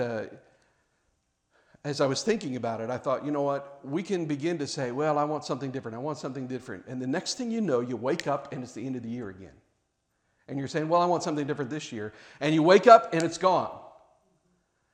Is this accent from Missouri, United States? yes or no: yes; Kansas City, Missouri, United States; I grew up in Kansas City, Missouri